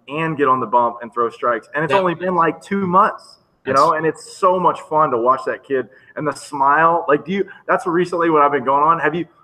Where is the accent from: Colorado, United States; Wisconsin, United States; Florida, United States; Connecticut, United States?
Florida, United States; Me being from a small area, even though I am from Florida